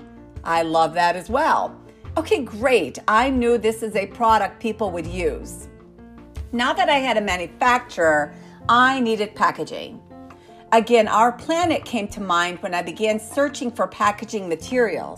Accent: United States; I am an American inventor

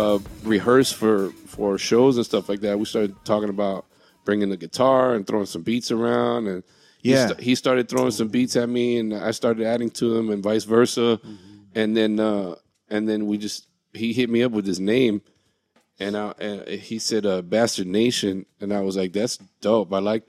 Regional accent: Miami, Florida, United States; now in California, United States; And I grew up around just a bunch of Cubans in Miami.

